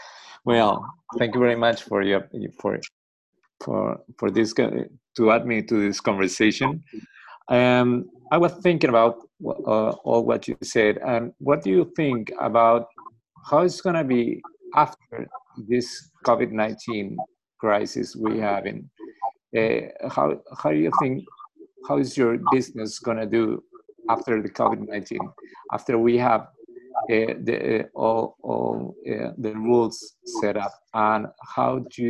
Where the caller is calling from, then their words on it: Peru; I'm talking from Peru, and it's a little bit far